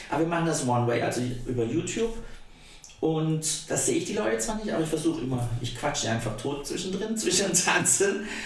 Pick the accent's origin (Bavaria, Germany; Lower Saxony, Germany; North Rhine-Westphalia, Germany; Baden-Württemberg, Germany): Baden-Württemberg, Germany; Ettlingen; also in Karlsruhe geboren, aufgewachsen bin ich in Ettling, das ist eine kleine Stadt in der Nähe von Karlsruhe. Da bin ich aufgewachsen, habe da Abitur gemacht